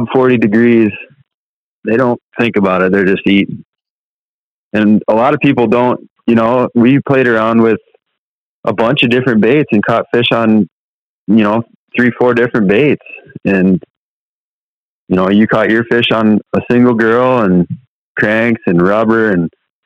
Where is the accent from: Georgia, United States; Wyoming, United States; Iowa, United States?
Iowa, United States; I was born and raised here in Iowa